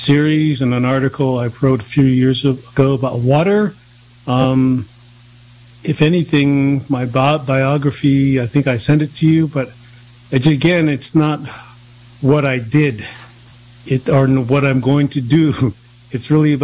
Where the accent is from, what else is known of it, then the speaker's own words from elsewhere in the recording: Cheyenne River Lakota Reservation, South Dakota, United States; now in East Coast, United States; I come from the Yalohak Tiashpaye from Cheyenne River Lakota Reservation